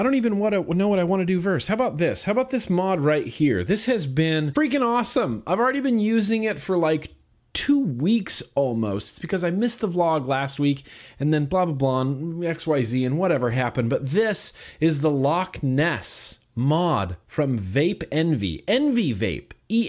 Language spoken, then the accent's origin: English; Germany; from Germany, and I would appreciate it if you could give a big shout out to the Steam team over here in Germany.